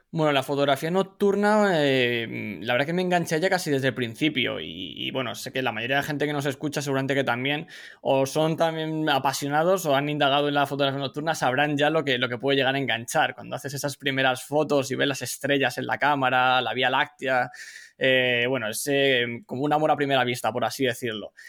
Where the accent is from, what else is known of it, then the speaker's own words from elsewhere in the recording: Madrid, Community of Madrid, Spain; moved away as an adult; now in California, United States; soy original de Madrid, de España, pero llevo ya varios años residiendo en Estados Unidos